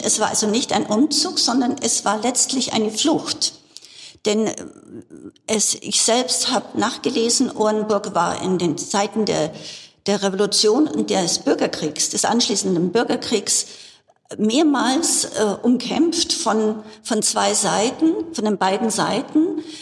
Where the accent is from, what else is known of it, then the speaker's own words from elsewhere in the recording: Bavaria, Germany; Ich bin in Bayern aufgewachsen und hier auch zur Schule gegangen